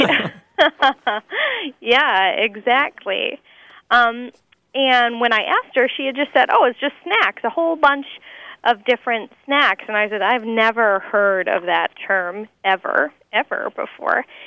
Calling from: Milwaukee, Wisconsin, United States; I'm calling from the Milwaukee area.

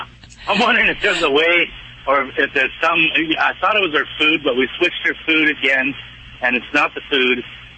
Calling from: Lemoore, California, United States; I'm in Lemoore, California.

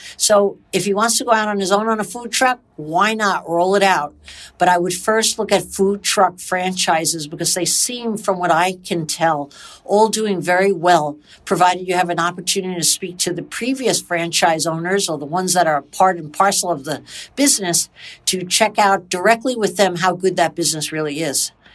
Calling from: Toronto, Ontario, Canada; I'm calling from Toronto, Canada

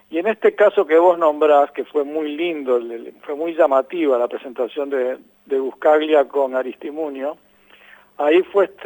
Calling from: Uruguay; desde Uruguay.

